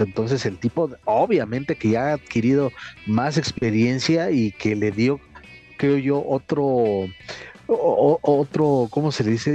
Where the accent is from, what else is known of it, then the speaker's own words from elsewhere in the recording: Mexico; como mexicano